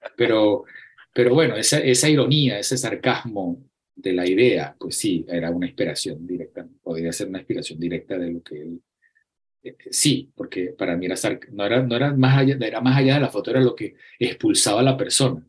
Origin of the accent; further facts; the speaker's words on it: Acarigua, Portuguesa, Venezuela; moved away as an adult; also born or lived in Barquisimeto, Venezuela; Yo nací en Acarigua